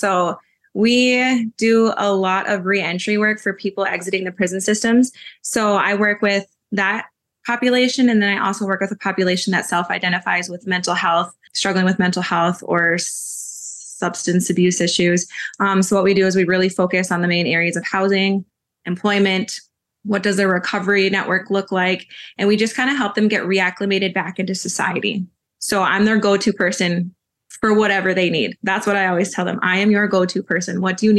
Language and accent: English; Minneapolis, Minnesota, United States; born there; now in Dilworth, United States; I currently live in Dilworth. I'm enrolled in Mille Lacs Lake Band of Ojibwe. I was born in Minneapolis and I kind of went everywhere in between all of those different places.